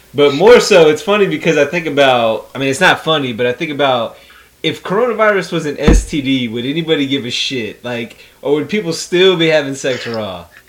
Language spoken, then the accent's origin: English; United States; Being American